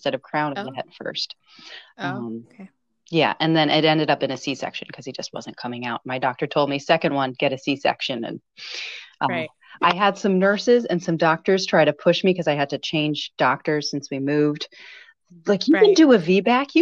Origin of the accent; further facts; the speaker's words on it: between Philadelphia and Connecticut, East Coast, United States; moved away as an adult; now in Chicago, United States; I grew up on the East Coast and up and down, like between Philadelphia and Connecticut for all of my youth.